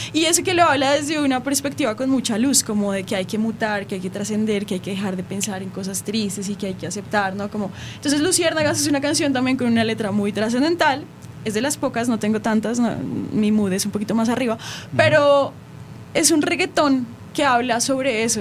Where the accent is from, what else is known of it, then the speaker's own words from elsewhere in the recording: Colombia; Yo soy de Colombia